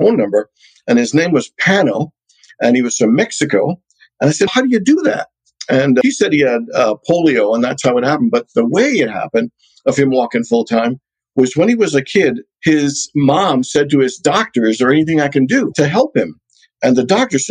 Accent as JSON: {"language": "English", "town": "Hamilton", "region": "Ontario", "country": "Canada", "tie": "born or raised there", "also_born_or_lived": "Trinidad", "moved": "yes", "lives_now": "Phoenix, United States", "said": "I was born in Trinidad in the Caribbean. I'm one of 10 kids, youngest boy, number 8 out of 10. And then when I was 6, my parents moved to Canada. My uncle went to Princeton, and then my other uncle went to Hamilton, Ontario, which is about 45 minutes away from Toronto. So we followed him, and so I grew up in Canada"}